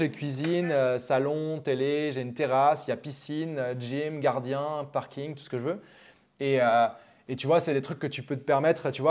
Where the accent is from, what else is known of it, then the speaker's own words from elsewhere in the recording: France; also born or lived in Germany / England; suis français, mais je suis né en Allemagne. Mes parents étaient expatriés là-bas et, euh, et puis après, bah, assez vite, on a déménagé en Angleterre, puis après en France.